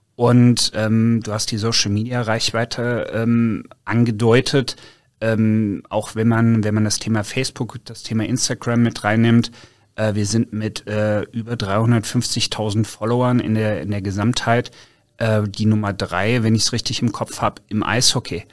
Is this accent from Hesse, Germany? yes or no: yes; North Hesse, Germany; now in Cologne, Germany; ich bin gebürtiger Nordhesse